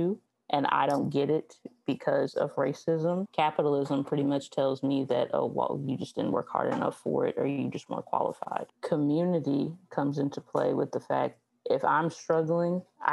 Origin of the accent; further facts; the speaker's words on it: Southwest Virginia, United States; I am from Southwest Virginia. It is the country.